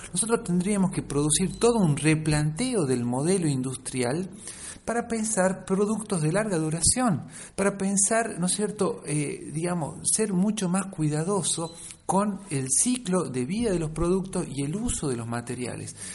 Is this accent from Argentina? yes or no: yes; Catamarca, Argentina; yo vengo de la provincia de Catamarca, donde está este mega emprendimiento